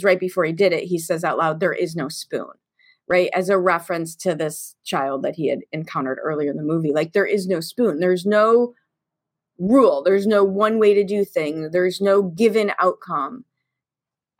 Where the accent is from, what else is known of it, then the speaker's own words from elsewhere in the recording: Chicago, Illinois, United States; I grew up in Chicago in the 70s and in the 80s in the public